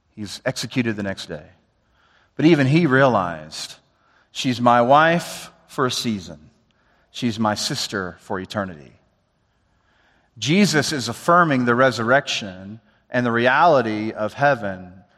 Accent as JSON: {"language": "English", "region": "the South", "country": "United States", "said": "I'm from the South"}